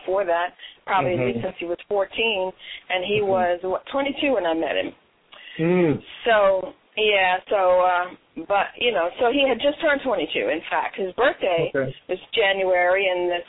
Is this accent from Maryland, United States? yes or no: yes; Baltimore, Maryland, United States; moved away; also born or lived in Detroit; I was born in Baltimore, but raised by Detroit, and went to school in Baltimore.